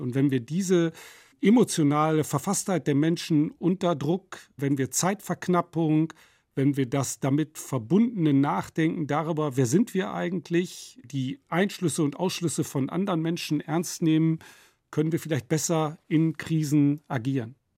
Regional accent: Nottuln, North Rhine-Westphalia, Germany; dem Ort Nottuln, wo ich groß geworden bin

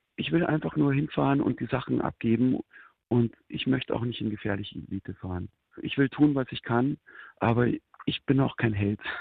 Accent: Germany; als Deutscher

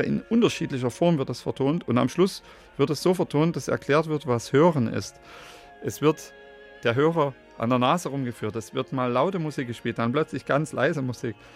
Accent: Radebeul, Saxony, Germany; Ich hatte da meine Heimat ja in Radebeul

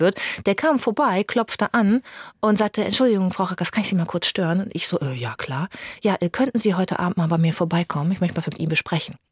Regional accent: Germany; ich bin in Bad Springer aufgewachsen, am Teutoburger Wald, also sehr ländlich auch

